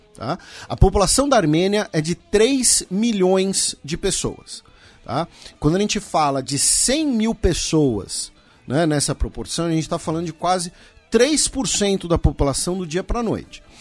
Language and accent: Portuguese; Brazil; nós que somos brasileiros